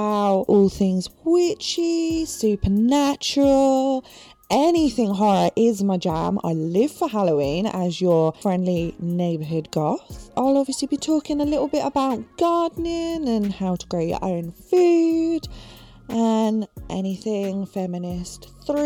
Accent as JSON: {"language": "English", "town": "Portsmouth", "region": "South East England", "country": "United Kingdom", "tie": "born or raised there", "moved": "as an adult", "lives_now": "San Francisco Bay Area, United States", "said": "I grew up for the first 30 years of my life in and around Portsmouth on the south coast of the UK."}